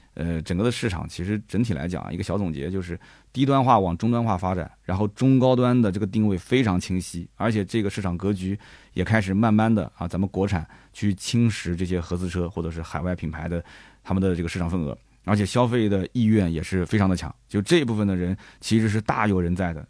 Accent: Nanjing, Jiangsu, China; 你像我们南京人，我晚上我就蘸个鸭子

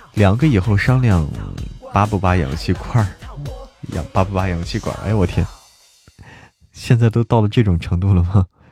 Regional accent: Hebei, China; now in Chengdu, China; 我在成都，但是我是河北人

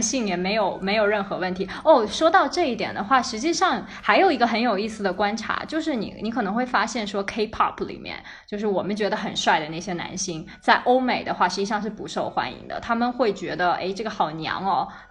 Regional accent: China; now in Middle East; 我是一个土生土长的中国人

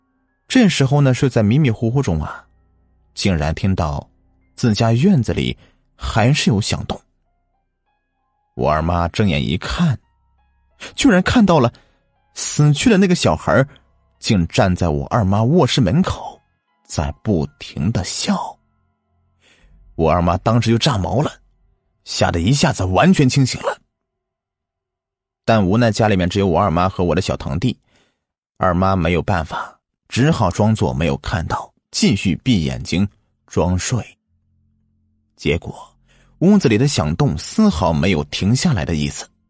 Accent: Shanxi, China; 我老家呢在山西的晋西北，那里是典型的黄土高原区，著名的走西口啊，指的就是这里。我们这边比较干旱，另外以前的这些人呢，住的都是窑洞。

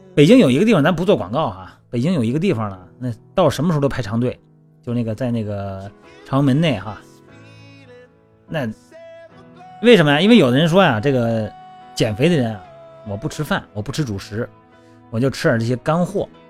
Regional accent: Shandong, China; moved away; 我们老家山东的

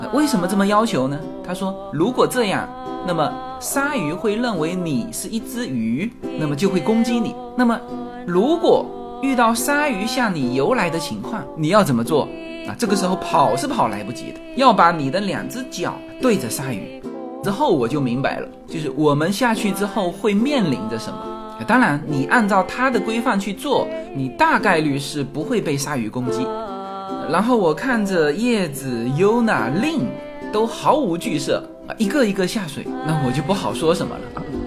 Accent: southern China, China; now in California, United States; 我们来自中国南方的家庭

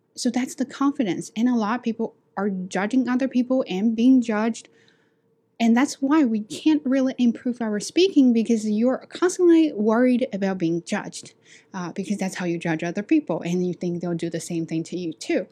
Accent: China; accent: Chinese; English is a second language; moved away as an adult; now in Canada; I'm from China

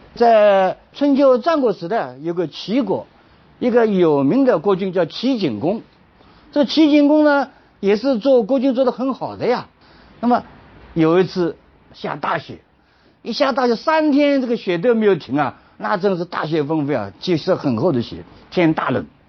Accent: China; 就像我们中国人常常讲的，人要三立。

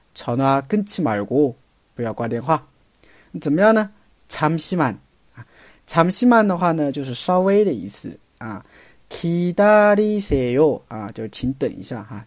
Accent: China; 我们中国人的习惯

